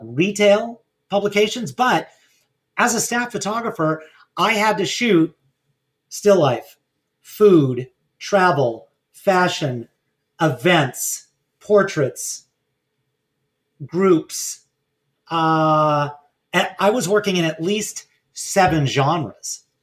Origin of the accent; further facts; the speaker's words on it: Los Angeles, California, United States; working at a small camera store in my hometown of Pacific Palisades